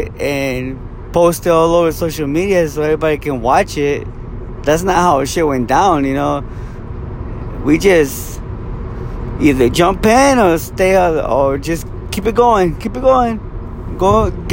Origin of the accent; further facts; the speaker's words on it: Guatemala; now in California, United States; I'm born and raised in Guatemala. Came here to the U.S. the late 90s